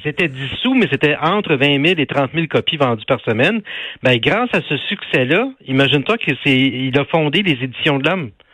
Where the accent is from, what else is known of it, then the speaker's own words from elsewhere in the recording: Laval, Quebec, Canada; chez nous à Laval